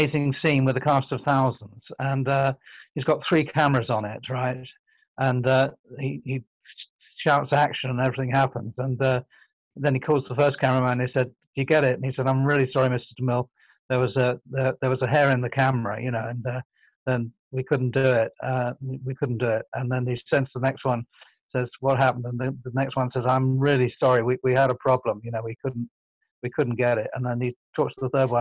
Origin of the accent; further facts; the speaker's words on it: London, United Kingdom; I was plucked from the East End by a benefactor who was my godfather